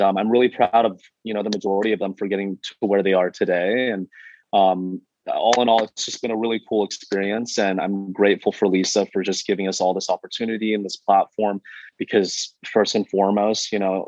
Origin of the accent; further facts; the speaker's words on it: Missoula, Montana, United States; now in Los Angeles, United States; Born and raised actually in Missoula, Montana.